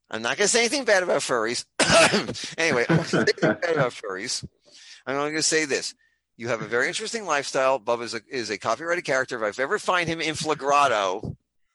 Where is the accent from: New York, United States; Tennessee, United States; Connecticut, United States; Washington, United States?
New York, United States; New York City; born or raised there; now in Tampa Bay, United States